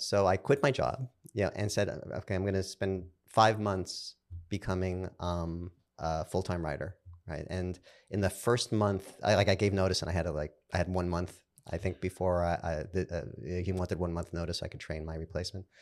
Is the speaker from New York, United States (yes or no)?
yes; New York City, New York, United States; I'm from Brooklyn